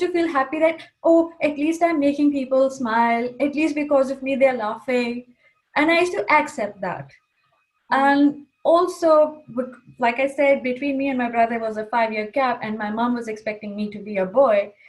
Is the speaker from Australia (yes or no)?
no; Kuwait; first language English; moved away as an adult; also born or lived in Pakistan; coming from Kuwait, English was my first language. We used to only speak in Urdu with my family